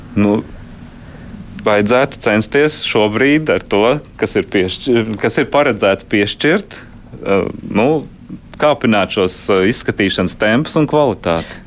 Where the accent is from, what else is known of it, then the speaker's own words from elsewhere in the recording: Riga, Latvia; es pats esmu rīdzinieks